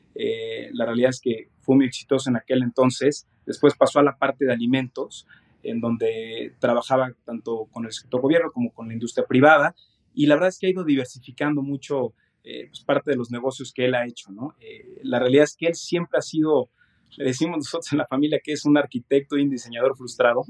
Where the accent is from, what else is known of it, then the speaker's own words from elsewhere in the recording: Mexico; yo soy mexicano, aquí nací, aquí he crecido eh, toda mi vida